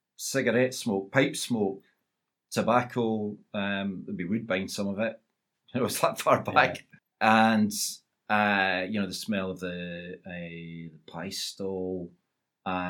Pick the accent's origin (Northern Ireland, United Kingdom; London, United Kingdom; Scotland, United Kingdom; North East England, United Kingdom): Scotland, United Kingdom; Kirkcaldy; although I was brought up in Kirkcaldy, I grew up as an East Fife supporter